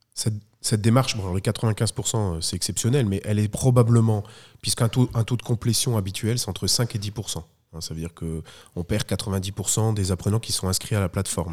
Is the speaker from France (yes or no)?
no; Belgium; je suis belge, très belge aussi